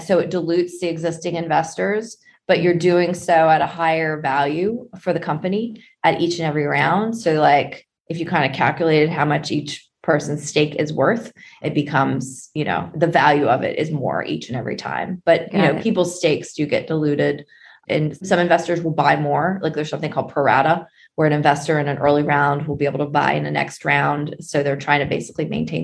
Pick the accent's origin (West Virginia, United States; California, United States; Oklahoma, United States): West Virginia, United States; I grew up in West Virginia